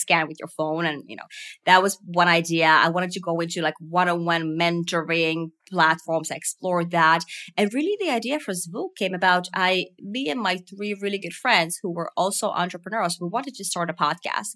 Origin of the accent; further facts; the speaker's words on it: Finland; growing up in Finland